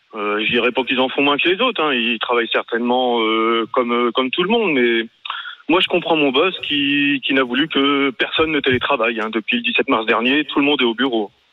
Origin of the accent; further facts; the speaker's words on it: France; on est français, on n'est pas français pour rien